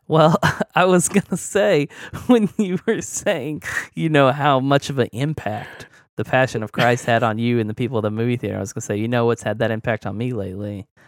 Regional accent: Oklahoma, United States; that that's like right next to my hometown. Like it's Oklahoma

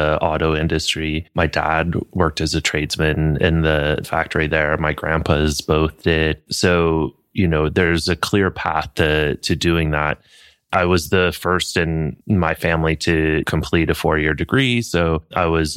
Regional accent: Flint, Michigan, United States; I grew up in Flint, Michigan

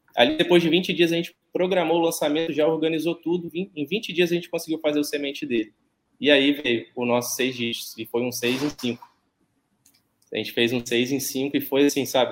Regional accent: Barra Mansa, Rio de Janeiro, Brazil; Eu sou de, de Barra Mansa, no, no sul do estado do Rio

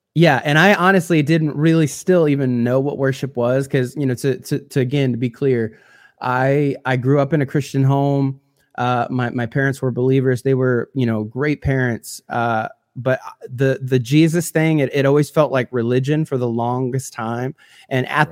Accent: a couple hours south of Chicago, Illinois, United States; grew up in the Midwest, and so I'm from Illinois, uh, a couple hours south of Chicago

